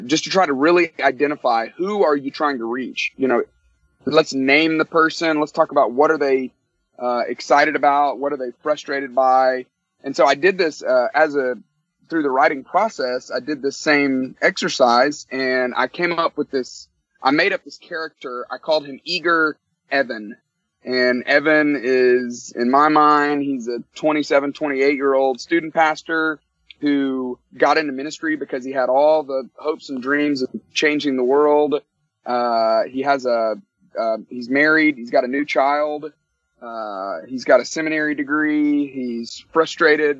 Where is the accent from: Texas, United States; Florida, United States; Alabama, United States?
Alabama, United States; Tuscaloosa; moved away as an adult; now in Atlanta, United States; I grew up in Tuscaloosa, Alabama